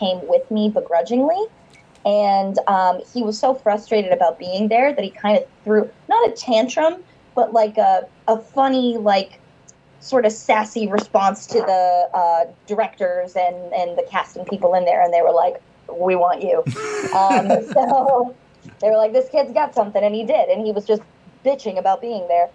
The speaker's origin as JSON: {"language": "English", "town": "Medford", "region": "Massachusetts", "country": "United States", "tie": "born or raised there", "said": "I grew up in Massachusetts, in Boston, right outside Boston in Medford"}